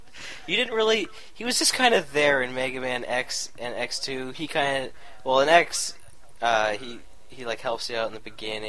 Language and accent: English; Canada; I'm Canadian, all right?